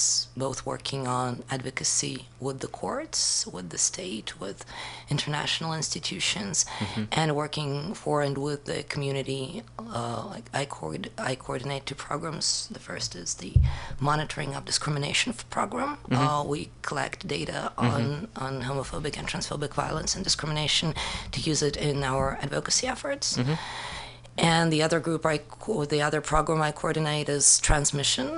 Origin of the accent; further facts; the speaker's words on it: Moscow, Russia; now in St. Petersburg, Russia; I was born in Moscow and now I live in St. Petersburg.